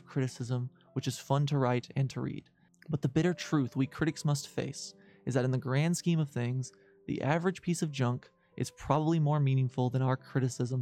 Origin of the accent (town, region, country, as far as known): United States